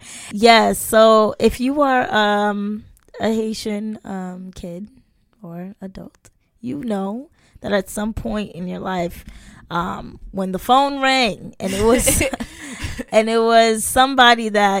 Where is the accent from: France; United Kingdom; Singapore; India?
France; Paris, Île-de-France; the tea is silent because I am from France, Parisian.